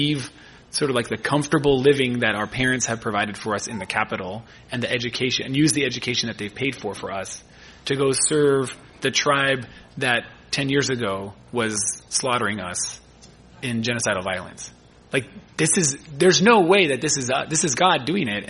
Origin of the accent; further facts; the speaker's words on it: California, United States; moved away as an adult; also born or lived in Michigan; as a Californian